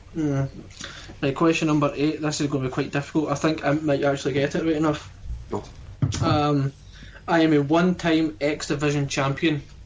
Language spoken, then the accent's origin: English; Scotland, United Kingdom; we're Scottish